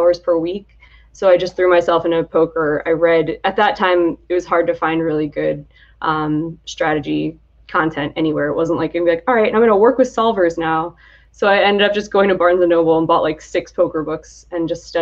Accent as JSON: {"language": "English", "town": "Atlantic City", "region": "New Jersey", "country": "United States", "also_born_or_lived": "Michigan", "moved": "as an adult", "said": "I'm from the Atlantic City area"}